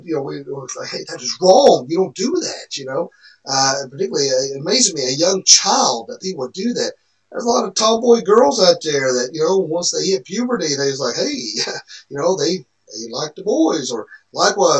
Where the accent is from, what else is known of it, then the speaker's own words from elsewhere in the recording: the Bible Belt, United States; when we grew up here in the Bible Belt